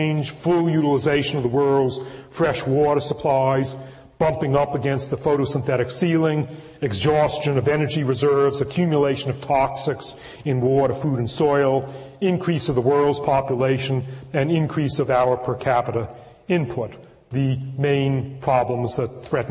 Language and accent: English; Northeast, United States; now in California, United States; I was born in the Northeast anyway and am now a transplanted Californian